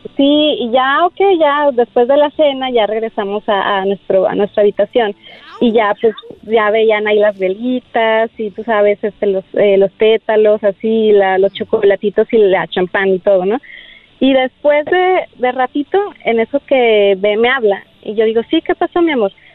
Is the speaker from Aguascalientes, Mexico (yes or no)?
yes; Aguascalientes, Mexico; moved away; Fue en mi tierra, fue en mi tierra en Aguascalientes